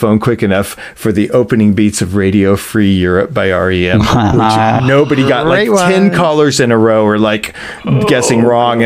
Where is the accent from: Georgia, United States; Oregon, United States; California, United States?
California, United States; San Diego; also born or lived in Tulsa, Oklahoma; I go to San Diego, California, because my dad has a new job